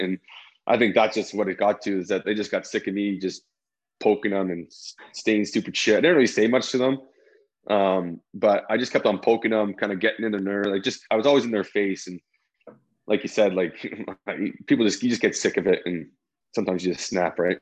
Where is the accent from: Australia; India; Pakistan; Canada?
Canada; Toronto, Ontario; moved away as an adult; also born or lived in Chicago; even growing up in Toronto